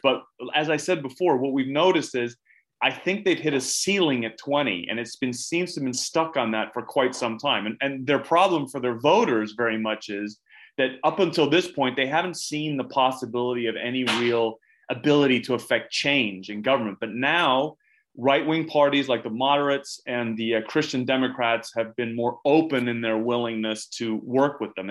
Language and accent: English; United Kingdom; also born or lived in United States; now in Sweden; I also grew up in the UK